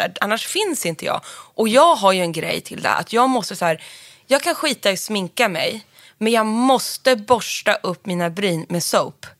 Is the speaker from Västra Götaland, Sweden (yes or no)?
no; Sundsvall, Västernorrland County, Sweden; du låter som att du är från Sundsvall som jag